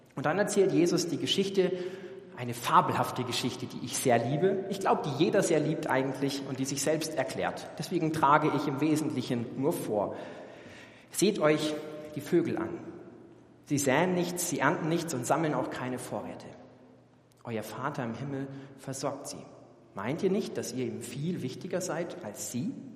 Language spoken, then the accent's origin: German; Germany; als Deutsche